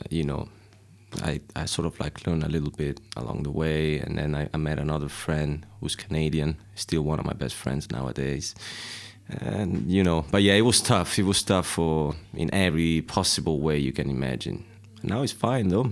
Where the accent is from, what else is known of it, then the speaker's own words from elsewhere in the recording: Civitanova Marche, Marche, Italy; English is a second language; moved away as an adult; now in London, United Kingdom; I'm from um, a place called Civitanova Marche, which is a, uh, just a very small uh, city in uh, east uh, central east part of Italy, on the coast. Pretty, very pretty place. And I uh, grew up there